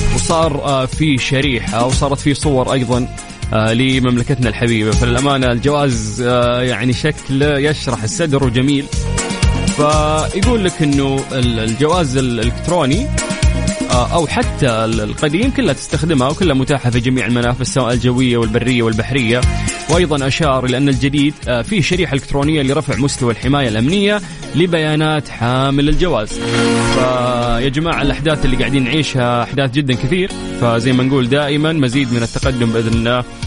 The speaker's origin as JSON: {"language": "Arabic", "country": "Saudi Arabia"}